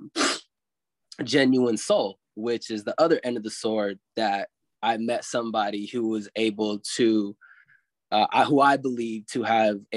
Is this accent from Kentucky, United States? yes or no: yes; Louisville, Kentucky, United States; also born or lived in Ventura, California; I grew up in Louisville, Kentucky, even though I was born in Ventura